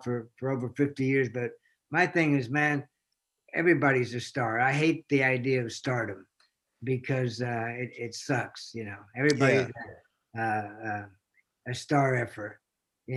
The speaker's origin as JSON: {"language": "English", "region": "Texas", "country": "United States", "tie": "born or raised there", "also_born_or_lived": "Los Angeles", "moved": "as an adult", "said": "That was my first time out of Texas when I was 20."}